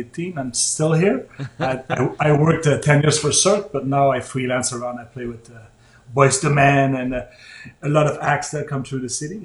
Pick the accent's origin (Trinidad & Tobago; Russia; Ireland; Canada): Canada; Sept-Îles, Quebec; moved away as an adult; also born or lived in Montreal, Canada; now in Las Vegas, United States; I was born up in Canada, in the great north up there, in a remote place called Seven Island.